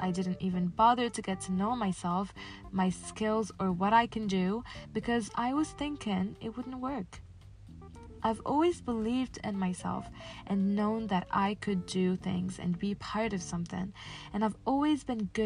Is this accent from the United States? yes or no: no; Casablanca, Casablanca-Settat, Morocco; I was born and raised in Casablanca, Morocco